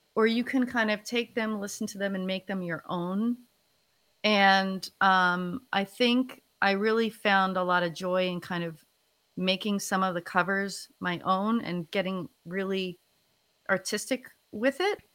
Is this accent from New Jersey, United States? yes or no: yes; New Jersey, United States; moved away as an adult; also born or lived in Philadelphia area; now in Philadelphia, United States; I'm originally from North Jersey, um, actually right outside of New York City